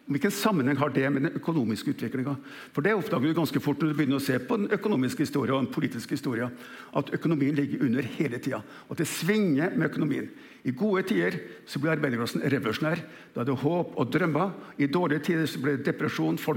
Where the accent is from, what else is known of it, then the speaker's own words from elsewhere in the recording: Kjeller, Akershus, Norway; Så vokste jeg opp senere ved Kjeller flyfabrikk. Vi hadde, vi hadde tjenestebolig innpå fabrikken.